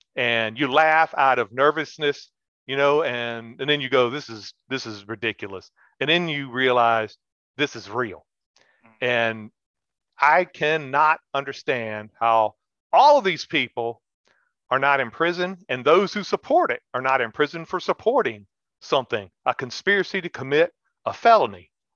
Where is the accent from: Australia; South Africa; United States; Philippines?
United States; we're Americans